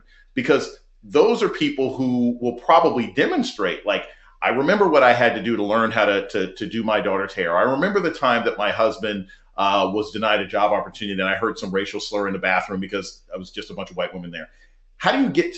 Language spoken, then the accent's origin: English; United States; I was raised in America